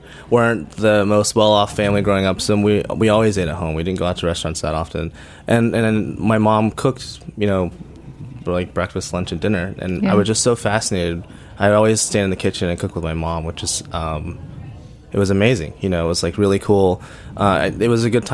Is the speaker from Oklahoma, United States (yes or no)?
yes; Oklahoma City, Oklahoma, United States; moved away as an adult; also born or lived in San Francisco; I grew up in Oklahoma City